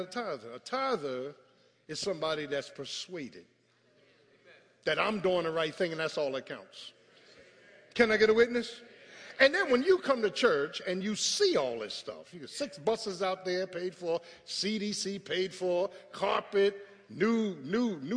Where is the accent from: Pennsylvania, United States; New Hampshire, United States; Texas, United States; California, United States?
Pennsylvania, United States; Philadelphia; I grew up in South Philly